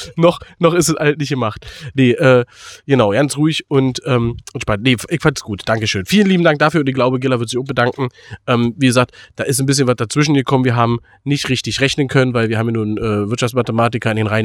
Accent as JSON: {"language": "German", "region": "Berlin", "country": "Germany", "said": "für uns als Berliner"}